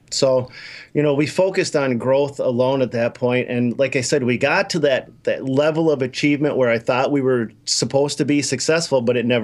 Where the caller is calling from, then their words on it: Minnesota, United States; Minnesota, don't you know?